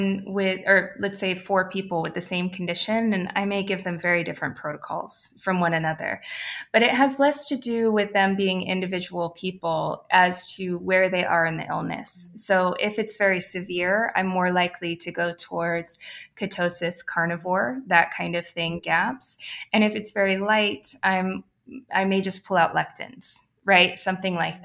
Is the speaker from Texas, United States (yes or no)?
no; Ohio, United States; I am from Ohio